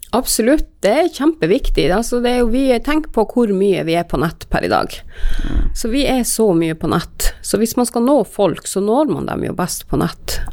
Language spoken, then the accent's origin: Norwegian; Karasjok, Finnmark, Norway; jeg er fra Karasjok